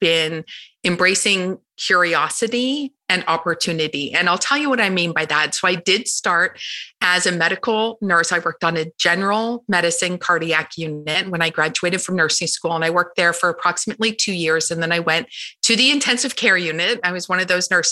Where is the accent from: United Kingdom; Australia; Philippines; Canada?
Canada; moved away as an adult; also born or lived in Toronto area; now in United States; I'm from Canada, and I had moved down to the US in 2013.